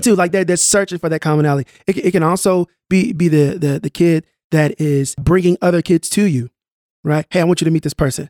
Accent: Tulsa, Oklahoma, United States; I grew up in North Tulsa

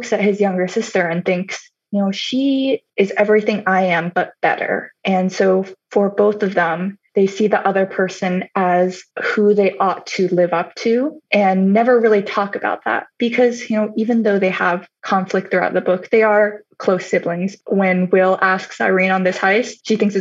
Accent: Pearland, Texas, United States; moved away as an adult; I spent the majority of my childhood in Texas

